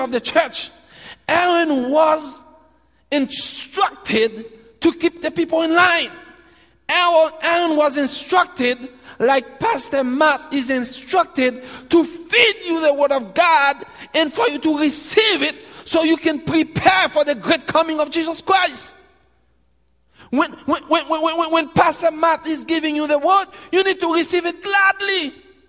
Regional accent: Haiti; we're from Haiti.

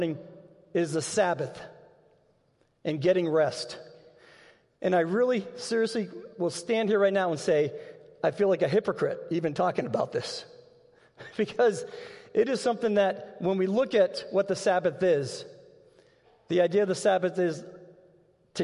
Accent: Massachusetts, United States; now in Dubuque, United States; We grew up in Massachusetts, and every Sunday, we were going to be at church

